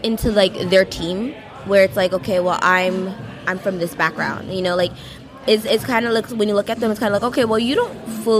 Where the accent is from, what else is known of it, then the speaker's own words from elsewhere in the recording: New York, United States; well, I'm from Long Island, I'm from New Jersey.